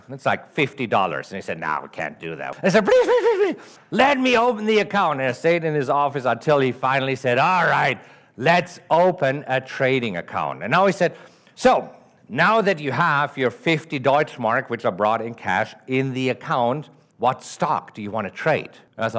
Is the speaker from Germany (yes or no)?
yes; Germany; accent: German; English is a second language; moved away as an adult; now in United States; Originally, I'm from Germany. That's the accent that you're hearing. I grew up in Germany and stayed there until 2002. 2002, I moved to the United States with $30,000 in my pocket